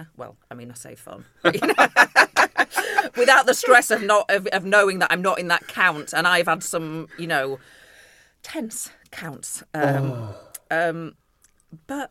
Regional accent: Bradford, Yorkshire and the Humber, United Kingdom; moved away; also born or lived in London / Ashfield; I grew up in Bradford

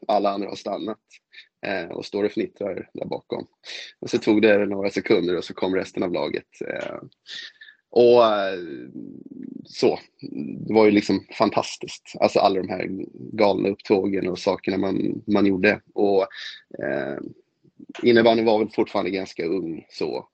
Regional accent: Stockholm, Stockholm County, Sweden; jag hoppas ju verkligen som stockholmare

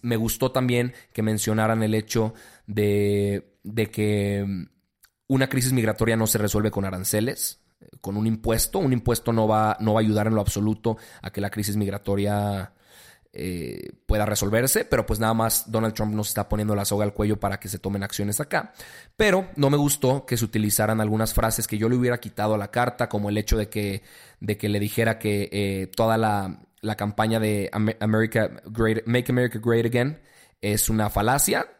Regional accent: Mexico; como mexicanos

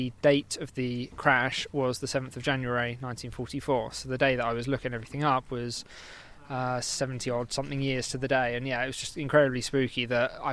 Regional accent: Milton Keynes, South East England, United Kingdom; I'm from Milton Keynes, so probably about 2 hours, 100-odd miles

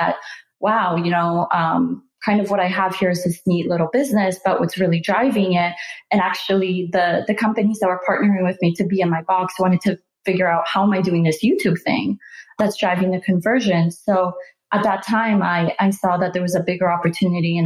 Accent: Canada; moved away as an adult; also born or lived in Silicon Valley; move to Silicon Valley because we're both Canadian

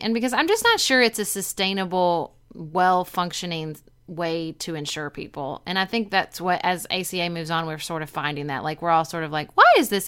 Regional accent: Paducah, Kentucky, United States; when I was growing up in Paducah in the nineties

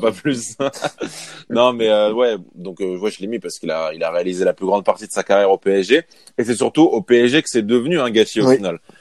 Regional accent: Paris, Île-de-France, France; en tant que Parisien

